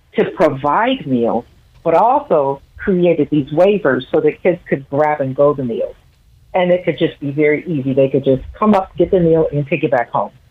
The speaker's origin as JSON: {"language": "English", "town": "Toledo", "region": "Ohio", "country": "United States", "tie": "born or raised there", "also_born_or_lived": "Columbus, Ohio", "said": "I grew up in Toledo"}